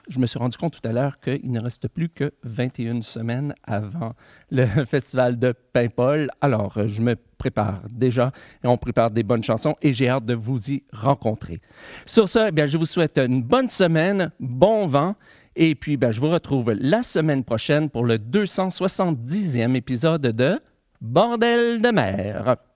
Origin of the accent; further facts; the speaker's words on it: the Gatineau, Quebec, Canada; la Gatineau, ben, ça, c'est mon coin de pays, c'est là que j'ai grandi